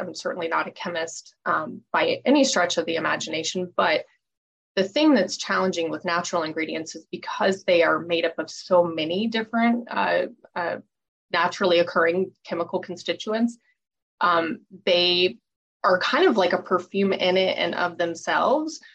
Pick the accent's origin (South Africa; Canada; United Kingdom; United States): United States; Colorado Springs, Colorado; I grew up in Colorado Springs